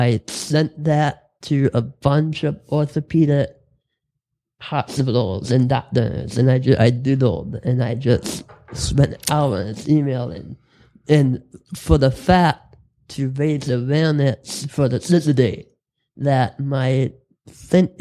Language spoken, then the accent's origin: English; Dearborn, Michigan, United States; I grew up in Dearborn